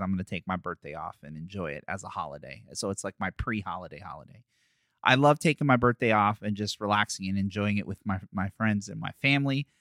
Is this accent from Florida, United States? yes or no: no; Philadelphia, Pennsylvania, United States; moved away; that's where I'm born